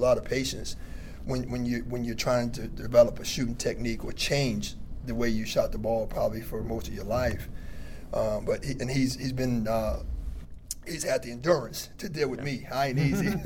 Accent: the South, United States; I'm from the South. So just understanding his mindset, being a kid from the South, having been one myself

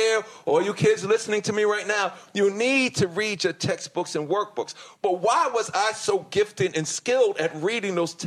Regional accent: New York City, New York, United States; I grew up in Hollis, Queens, New York, and I went to Catholic school my whole life

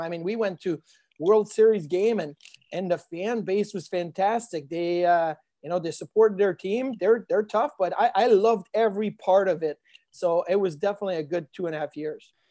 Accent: Quebec City, Quebec, Canada; moved away; growing up in Quebec City, I was a Quebec Nordiques fan

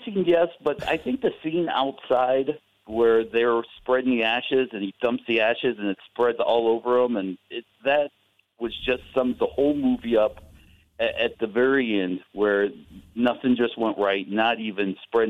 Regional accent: Atlanta, Georgia, United States; Well, you know, I grew up in Atlanta

